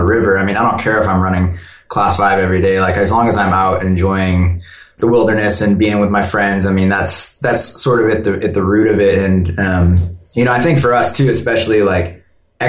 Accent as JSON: {"language": "English", "region": "Northern California", "country": "United States", "tie": "born or raised there", "moved": "yes", "lives_now": "Southern Washington, United States", "said": "I grew up in Northern California. I actually live now up in Southern"}